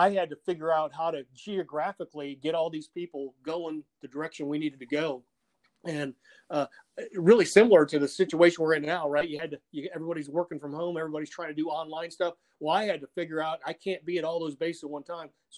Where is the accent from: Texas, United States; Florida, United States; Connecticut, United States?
Florida, United States; Naples; moved away as an adult; also born or lived in England; growing up in Naples, Florida